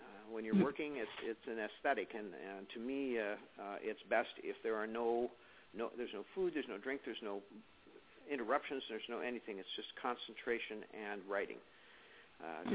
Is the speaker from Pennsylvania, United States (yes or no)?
no; Illinois, United States; moved away as an adult; now in Seattle, United States; I was in my hometown in Illinois for 42 years of my life